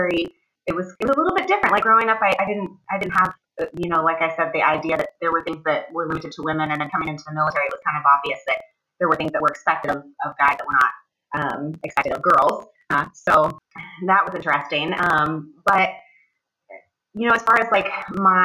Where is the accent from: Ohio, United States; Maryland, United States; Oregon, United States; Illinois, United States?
Ohio, United States; moved away as an adult; I am originally from Ohio. I grew up in a relatively small town, and I lived there until I joined the military when I was 18